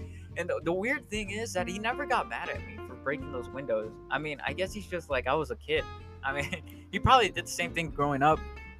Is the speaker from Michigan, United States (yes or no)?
no; Chicago, Illinois, United States; Yeah, so I mean, I consider myself growing up in Chicago.